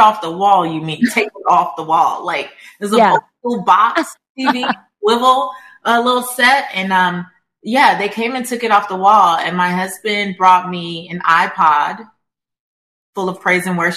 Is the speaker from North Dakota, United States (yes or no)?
no; Los Angeles, California, United States; I'm from South Central Los Angeles. I'm Belizean American. I'm first generation American.